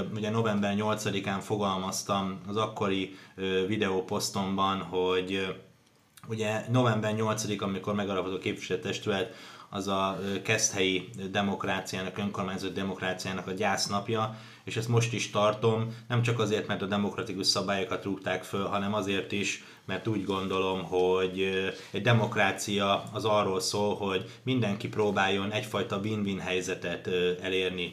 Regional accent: Hungary; segítek a szülővárosomnak, segítek annak a városnak, ahol születtem

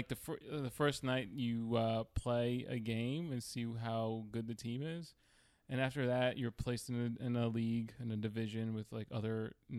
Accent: Queens, New York, United States; also born or lived in Williamsburg, Brooklyn; I grew up in Queens. The first 5 years of my life were in Williamsburg, Brooklyn, before it became all posh and popular. Then we moved to Queens, Middle Village, Queens.

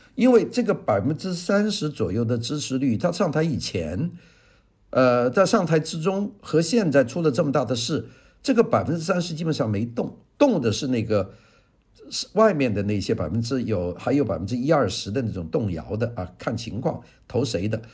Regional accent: China; 我们中国人

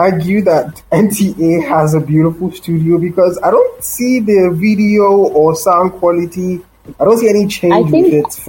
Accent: Lagos, Nigeria; also born or lived in Maiduguri, Nigeria; I studied primary, secondary school in Lagos

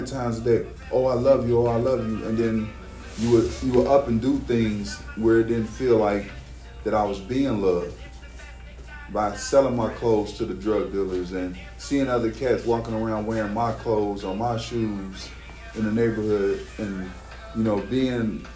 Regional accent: Cincinnati, Ohio, United States; I grew up in Wind Terrace, you know, it's one of the hoods around in Cincinnati, and I grew up in Lincoln Heights and a few other hoods

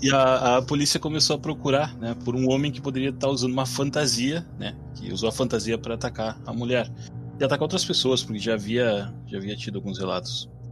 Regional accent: Rivera, Uruguay; now in Erechim, Brazil; eu não sou daqui, né? Daqui de Erechim. Uh, eu sou de Rivera, Uruguai, que é fronteira com Santana do Livramento

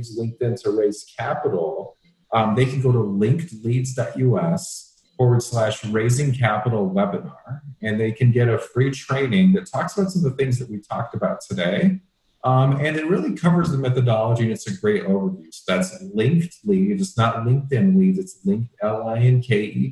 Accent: Atlanta, Georgia, United States; moved away as an adult; also born or lived in Las Vegas; now in Scottsdale, United States; I grew up in the Atlanta area, and they still live out in Atlanta

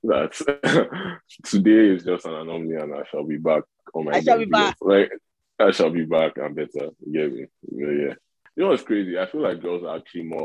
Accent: Lagos, Nigeria; also born or lived in Northern Nigeria; so I'm from the north, right? But I grew up in Lagos. Mm-hmm. And yeah, in Nigeria, I grew up in Lagos

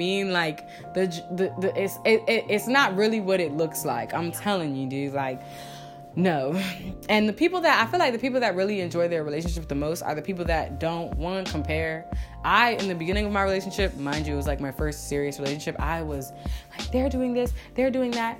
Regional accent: New Jersey, United States; moved away; also born or lived in Virginia; I'm like from VA, and I'm actually from Jersey

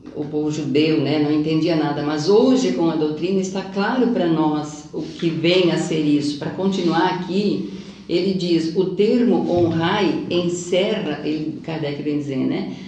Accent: Siderópolis, Santa Catarina, Brazil; now in Criciúma, Brazil; eu sou daquela terra

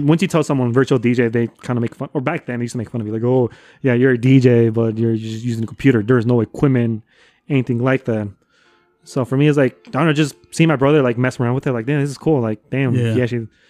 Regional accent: Cicero, Illinois, United States; also born or lived in Chicago; Oh, so I grew up. So I was born in Chicago, right? But I grew up in Cicero.

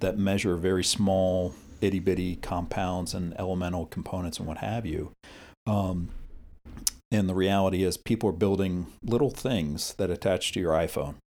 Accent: United States; as an American

